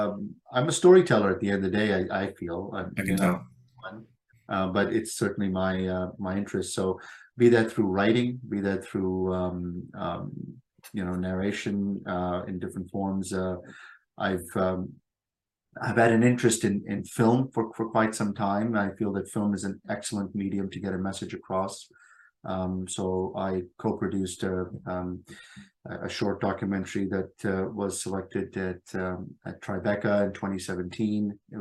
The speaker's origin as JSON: {"language": "English", "country": "Pakistan", "tie": "born there", "said": "the quota from the part of the world that I come from, and I was born in Pakistan."}